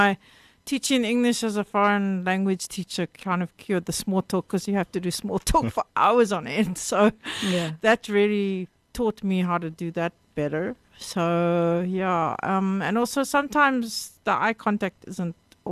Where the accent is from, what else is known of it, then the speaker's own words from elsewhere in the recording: Cape Town, Western Cape, South Africa; I grew up in Rondebosch.